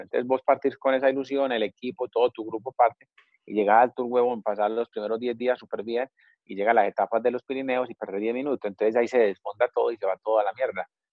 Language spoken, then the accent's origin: Spanish; Colombia; moved away as an adult; uno como colombiano